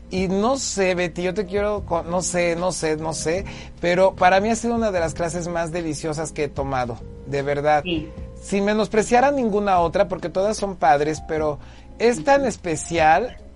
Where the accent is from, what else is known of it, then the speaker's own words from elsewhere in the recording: Huamantla, Tlaxcala, Mexico; soy originario de Huamantla Tlaxcala, que es un pueblo mágico